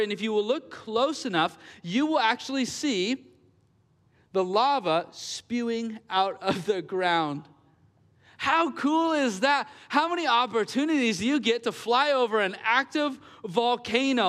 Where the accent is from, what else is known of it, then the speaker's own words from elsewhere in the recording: Gresham, Oregon, United States; I was born and raised here in Gresham